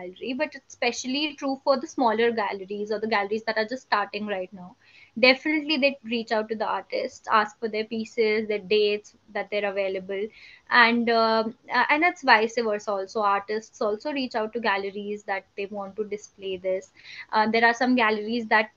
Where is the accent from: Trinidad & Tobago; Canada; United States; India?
India; Uttarakhand; I'm from Uttarakhand. I'm a native of Uttarakhand